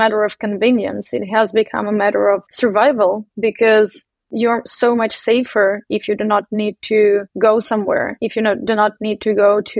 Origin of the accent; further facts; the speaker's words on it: Donbas, Eastern Ukraine, Ukraine; moved away; all of the founding team of NeoFin is coming from Donbas. So this is Eastern Ukraine.